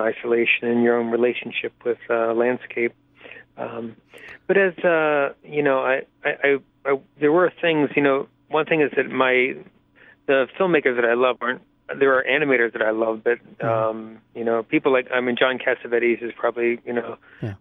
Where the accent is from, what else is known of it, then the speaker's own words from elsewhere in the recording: Pittsburgh, Pennsylvania, United States; I grew up in Pittsburgh